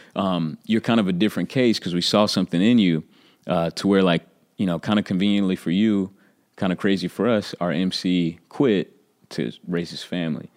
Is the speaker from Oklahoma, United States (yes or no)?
yes; Oklahoma City, Oklahoma, United States; I'm from Oklahoma City